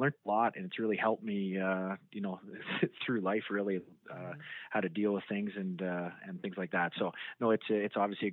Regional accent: Canada; now in Boise, United States; as a Canadian kid

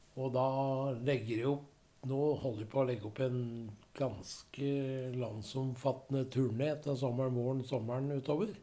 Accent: Rendalen, Innlandet, Norway; jeg har hatt hytte der i flere år på hjemplassen min. Jeg er jo fra Østerdalen.

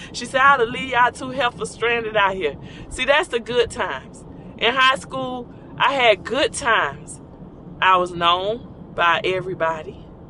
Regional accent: Orlando, Florida, United States; born or raised there

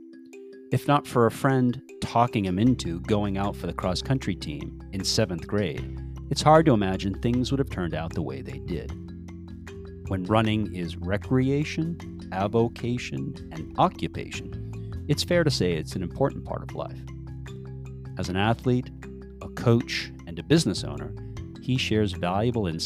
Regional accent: New Hampshire, United States; moved away as an adult; also born or lived in Winston-Salem, North Carolina; I grew up in New Hampshire

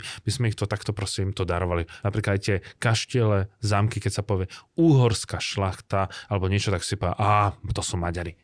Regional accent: Bratislava, Bratislava Region, Slovakia; also born or lived in Ostrava, Czech Republic; Ja som z Bratislavy

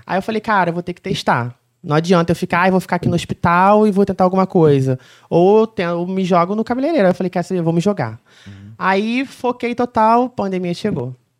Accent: Mendes, Rio de Janeiro, Brazil; also born or lived in Barra do Piraí; sou de Mendes

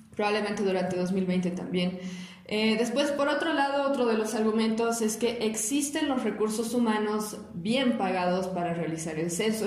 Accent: Bolivia; now in La Paz, Bolivia; nosotros como ciudadanos bolivianos tenemos el derecho a la protesta

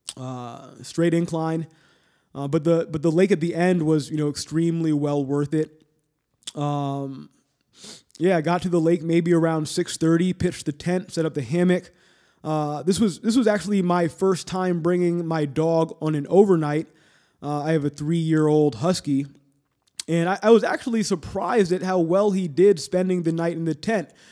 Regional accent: Cleveland, Ohio, United States; My hometown, Cleveland

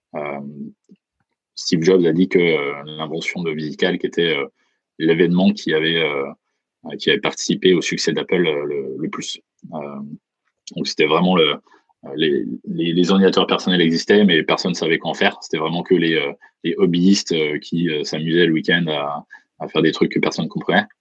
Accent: Bourgogne-Franche-Comté, France; now in San Francisco, United States; je viens de Franche-Comté

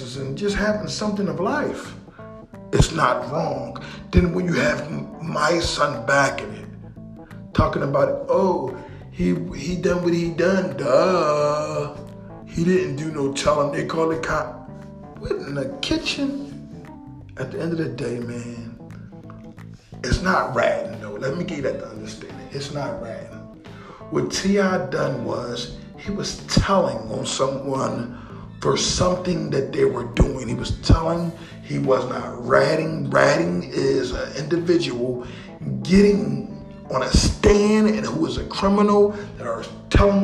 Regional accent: Philadelphia, Pennsylvania, United States; we love Philly. Because we're from here.

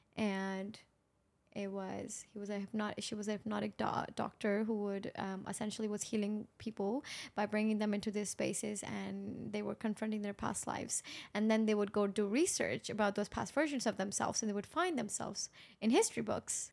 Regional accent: Pakistan; moved away; I grew up in Pakistan

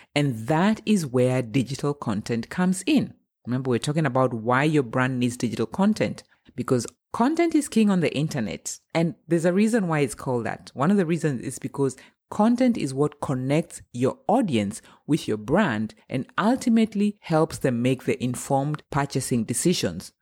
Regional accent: Kenya; now in Germany; I'm Kenyan and I'm based in Germany. I've been living here for almost twenty years.

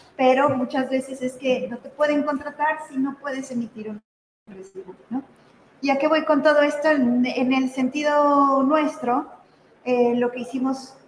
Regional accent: Puebla, Mexico; yo soy poblana, o sea, yo nací, crecí aquí

